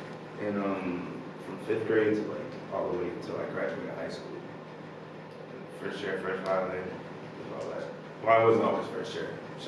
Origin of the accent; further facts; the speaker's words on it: Chesapeake, Virginia, United States; also born or lived in Richmond / North Carolina / Texas / California; I'm from Chesapeake. Oh, I was born in Richmond. Moved to Chesapeake. Born in Richmond. Moved to North Carolina. Durham. Then moved to Chesapeake. Then moved to Texas. Then moved to Cali. Then moved back to Chesapeake.